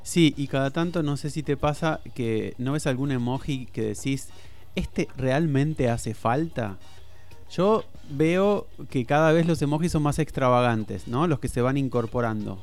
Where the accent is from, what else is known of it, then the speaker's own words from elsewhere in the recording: Argentina; nosotros lo pensamos como argentinos